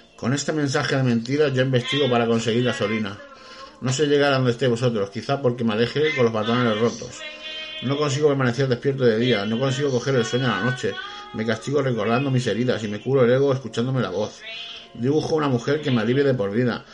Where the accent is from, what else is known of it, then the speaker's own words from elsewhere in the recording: Spain; somos los españoles emprendedores